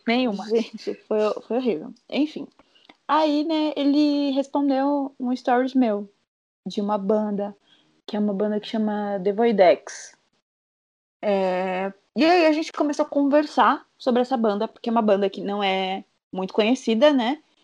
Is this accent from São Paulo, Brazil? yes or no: yes; Sorocaba, São Paulo, Brazil; voltei pra, pra minha terra Sorocaba